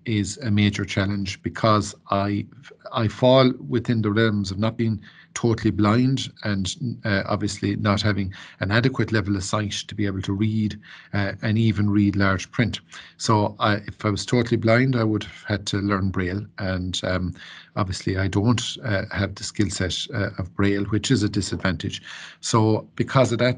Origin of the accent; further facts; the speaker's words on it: Ennistymon, Munster, Ireland; I grew up then in Ennisdiamon with my family